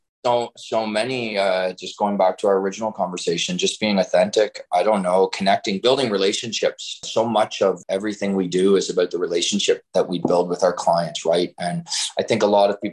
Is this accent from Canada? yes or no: yes; Kingston, Ontario, Canada; I'm originally born and raised in Kingston